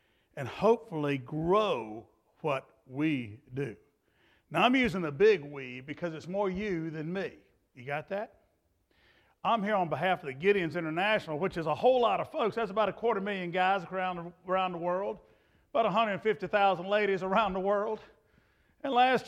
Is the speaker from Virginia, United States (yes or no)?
yes; Clarksville, Virginia, United States; I'm from Clarksville, Virginia